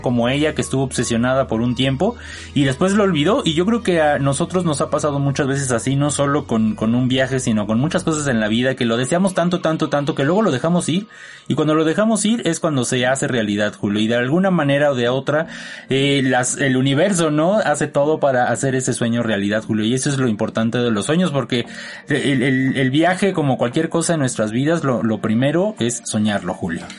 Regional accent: Mexico; Como los latinos, sobre todo los mexicanos, estamos tan acostumbrados a tratarnos tan bonito y decirlo todo en diminutivo

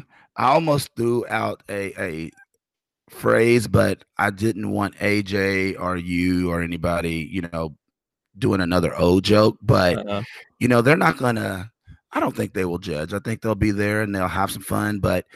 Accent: Kentucky, United States; I'm from Kentucky. I love that they're doing it, but I cannot be outdone by Kentucky.

